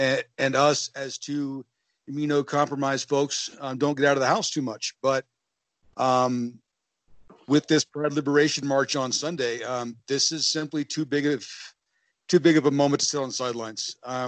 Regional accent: Colorado, United States; He's from New York, we're from Colorado, and we're both in this small town in South Carolina.

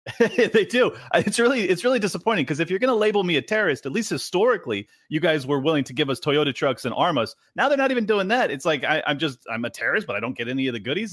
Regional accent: San Diego, California, United States; moved away as an adult; now in Miami, United States; I was born and raised in San Diego

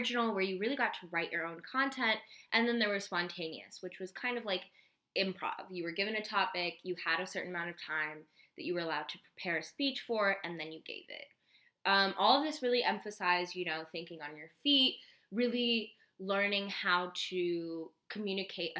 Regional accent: Bay Area, California, United States; we grew up in the Bay Area

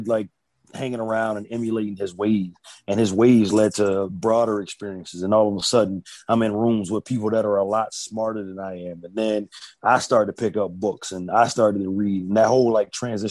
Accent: Boston, Massachusetts, United States; now in Virginia Beach, United States; I'm from Boston, which I believe to be the greatest city in the world. I live in Virginia Beach now

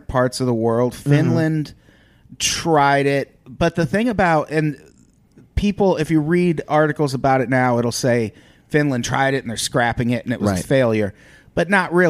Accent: Illinois, United States; I grew up in Illinois

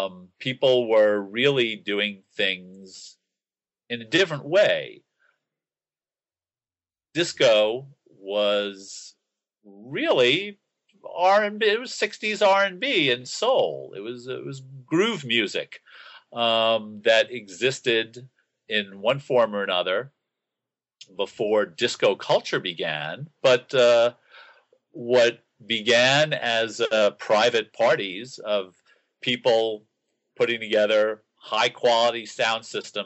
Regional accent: New York City, New York, United States; my involvement at the time growing up in Queens, it wasn't until the end of the period that I write about, 75, 76, 77, which were my high school years, where I began getting into the city and seeing shows.

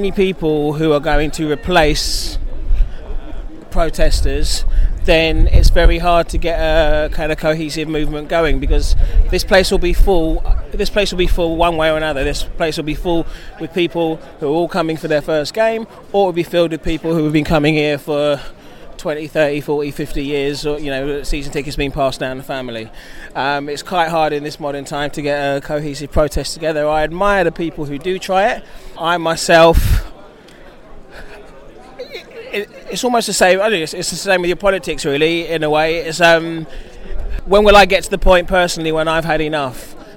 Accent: London, United Kingdom; where I grew up in Dulwich

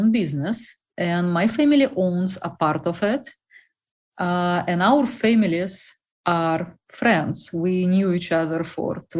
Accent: Russia; English is a second language; moved away as an adult; now in United States; originally, I am from the most unpopular country in the whole world, Russia.

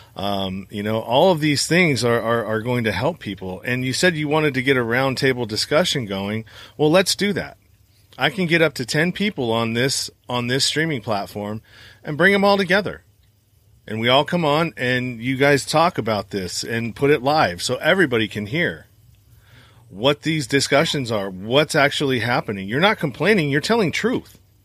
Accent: Northern California, United States; I'm from Northern California

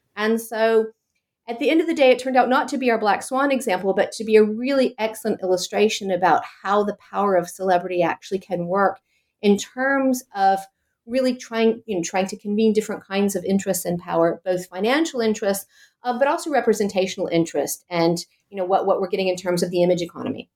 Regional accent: Chapel Hill, North Carolina, United States; accent: American; moved away as an adult; now in Copenhagen, Denmark; I'm actually American. I, I was born and trained in the US. I'm a political scientist uh, from Chapel Hill, North Carolina

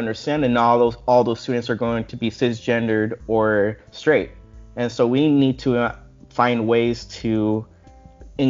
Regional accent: Puerto Rico; moved away as an adult; also born or lived in Des Moines, Iowa; now in Florida, United States; I was growing up in a commonwealth of the United States, that is Puerto Rico

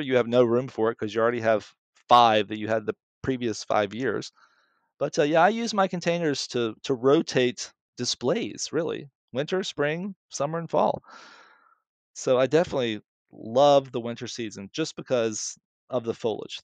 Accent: Mississippi, United States; accent: southern; moved away; I grew up in Mississippi, and I went to the Baptist Church

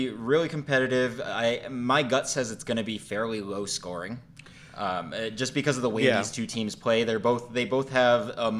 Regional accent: Massachusetts, United States; because I grew up in Massachusetts

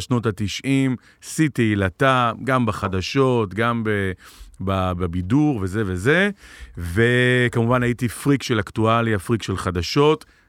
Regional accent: Tel Aviv, Tel Aviv District, Israel; גדלתי בתל אביב, ואימא שלי נולדה בתל אביב

